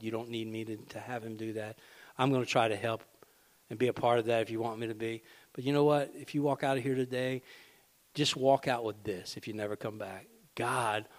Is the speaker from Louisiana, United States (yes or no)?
yes; Rayne, Louisiana, United States; I'll use my hometown.